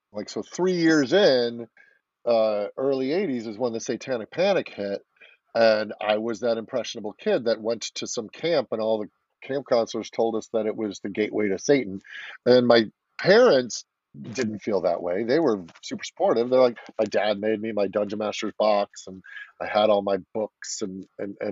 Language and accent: English; Chicago, Illinois, United States; I'm a Chicago boy, born and raised in Illinois, suburbs outside of Chicago